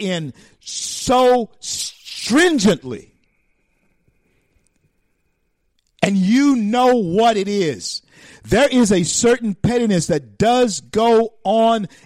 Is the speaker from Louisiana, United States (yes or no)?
yes; Louisiana, United States; I'm just too much of a Louisianian